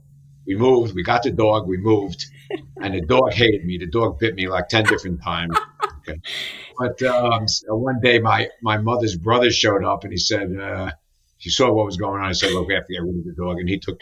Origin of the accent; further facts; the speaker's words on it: New York City, New York, United States; I was born in the Bronx, near really? Yankee Stadium. Yeah, near Yankee Stadium. We lived with my grandmother and grandfather, my mother's parents at the time.